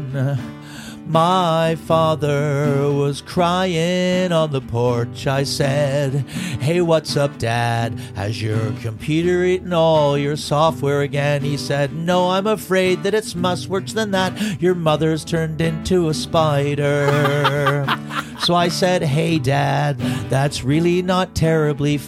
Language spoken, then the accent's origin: English; Canada; we're from Canada